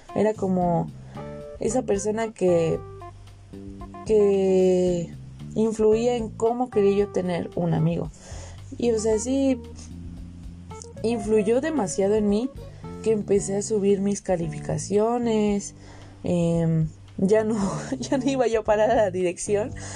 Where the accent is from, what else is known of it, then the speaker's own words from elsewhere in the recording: Veracruz, Mexico; vengo de Veracruz y allí es una zona caliente